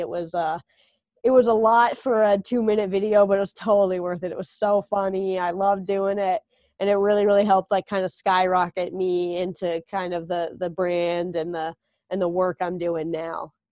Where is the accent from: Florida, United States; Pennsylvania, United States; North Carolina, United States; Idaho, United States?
North Carolina, United States; moved away; I'm from North Carolina